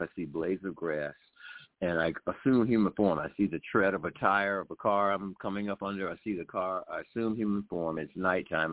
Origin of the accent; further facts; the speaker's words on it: Atlanta, Georgia, United States; I grew up on Morehouse, Atlanta University campus where my parents taught. So I grew up on it's all uh, classic, uh, historically black university in uh, in Atlanta, Georgia